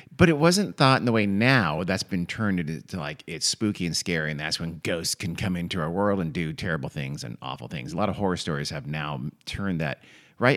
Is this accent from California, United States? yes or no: yes; Southern California, United States; we grew up in Southern California where there's only two seasons